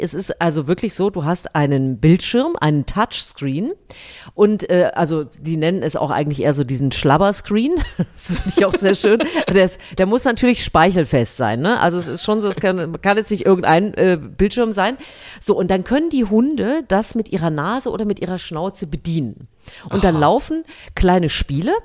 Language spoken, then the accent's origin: German; Thuringia, Germany; moved away; ich komme ja eigentlich aus Thüringen